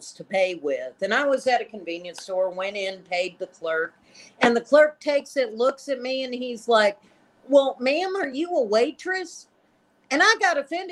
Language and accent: English; Lubbock, Texas, United States; I'm from the Lubbock, Texas area